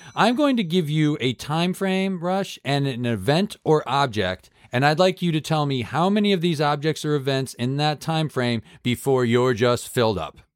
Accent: Massachusetts, United States; my home state of Massachusetts

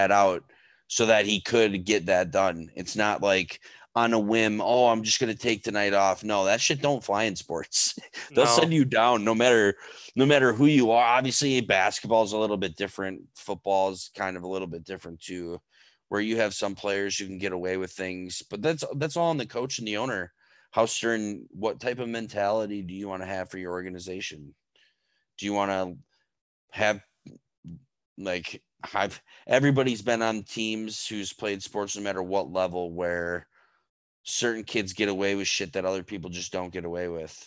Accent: United States; we do have as American citizens

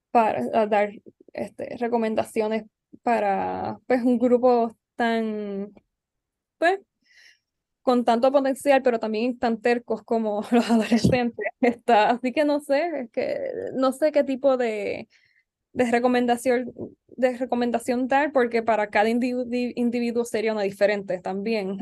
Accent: San Juan, Puerto Rico; also born or lived in Barranquitas; yo nací en San Juan y me crié en San Juan, mi escuela fue acá

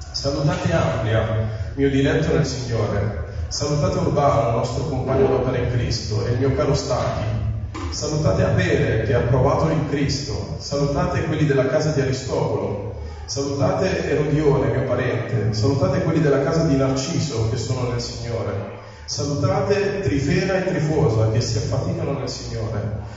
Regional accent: Parma, Emilia-Romagna, Italy; per chi non mi conosce, ciao … vengo da Parma.

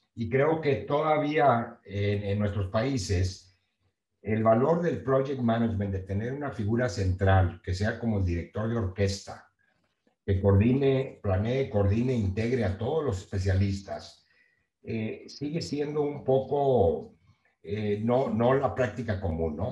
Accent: Nueva Rosita, Coahuila, Mexico; moved away as an adult; also born or lived in Monterrey; now in Texas, United States; Yo soy de Nueva Rosita, Coahuila, eh, bien conocido como New Little Pinky

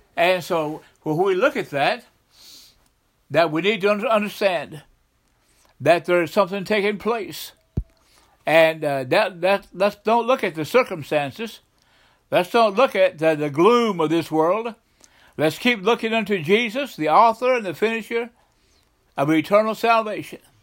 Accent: the South, United States; I grew up in the South

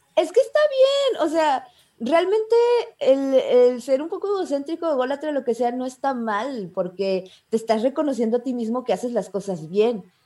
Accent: Mexico; soy una chica de México, de un pueblito de Mazaltillo

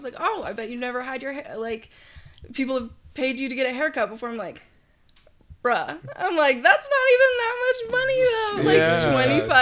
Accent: Alaska, United States; moved away as an adult; now in New Mexico, United States; I was born and raised in Alaska

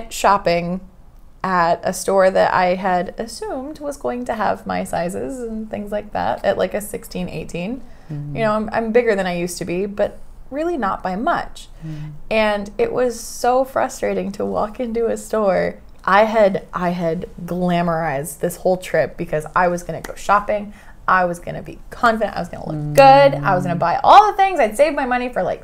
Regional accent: Oregon, United States; moved away as an adult; I'm from Oregon, small town

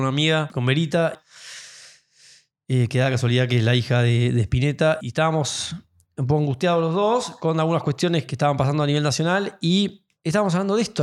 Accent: Buenos Aires, Argentina; siendo argentinos y perteneciendo a nuestra comunidad, eh, en términos de, no sé, nosotros porteños

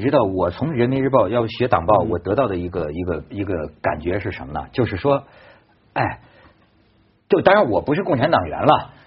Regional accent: China; 我我以我一个中国人呐

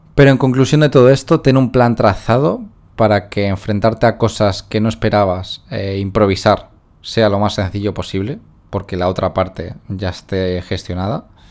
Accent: Spain; moved away as an adult; now in Philippines; soy de España

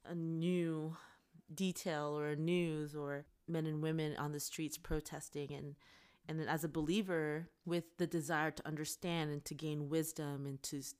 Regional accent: Canada; now in United States; And then for me being Canadian mm. and the elections being around the corner.

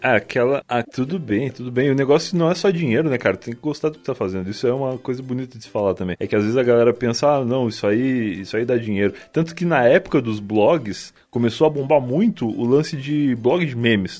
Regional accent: Rio Grande do Sul, Brazil; moved away; quando eu saí do Rio Grande do Sul, eu percebi que a gente fala tudo errado

